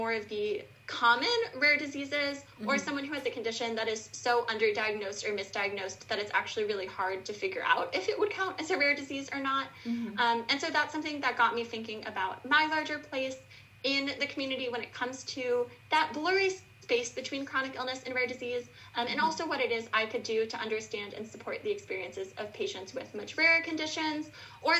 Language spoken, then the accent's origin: English; Buffalo, New York, United States; I am from Buffalo, New York, and I went to a very inaccessible high school here